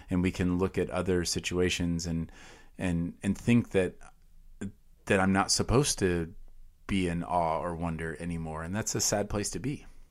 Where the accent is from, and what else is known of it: United States